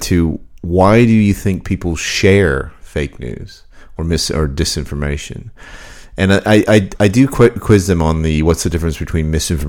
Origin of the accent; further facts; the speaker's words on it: Canada; moved away; my hometown in Canada